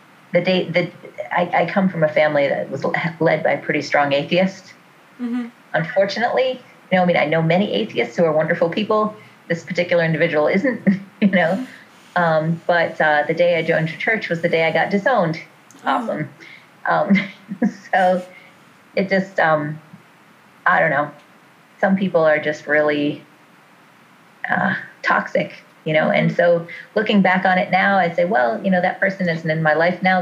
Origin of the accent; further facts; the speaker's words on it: New York, United States; I'm from New York